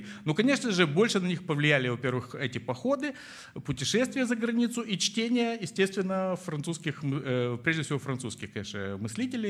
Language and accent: Russian; Moldova; moved away; я родом из Молдавии